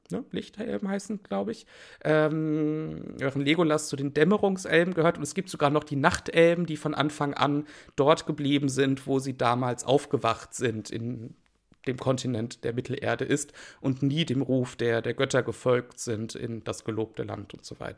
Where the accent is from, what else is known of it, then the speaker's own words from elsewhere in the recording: Wiesbaden, Hesse, Germany; born there; Na gut, ich bin in Wiesbaden geboren. Ähm, geboren worden.